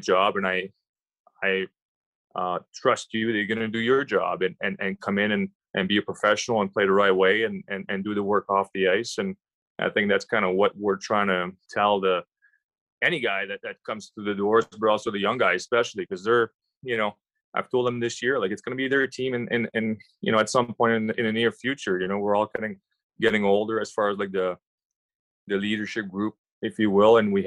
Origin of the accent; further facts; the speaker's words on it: Quebec, Canada; I grew up in Quebec